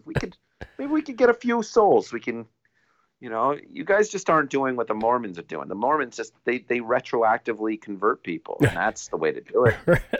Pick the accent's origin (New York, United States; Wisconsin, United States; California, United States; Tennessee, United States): New York, United States; I'm a New Yorker.